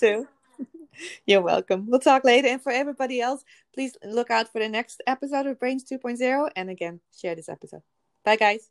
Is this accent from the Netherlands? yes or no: yes; Netherlands; now in United States; I am from the Netherlands originally too